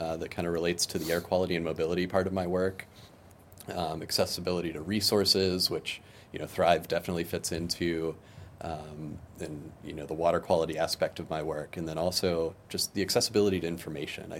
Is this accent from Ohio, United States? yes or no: yes; Austintown, Ohio, United States; I grew up in Austintown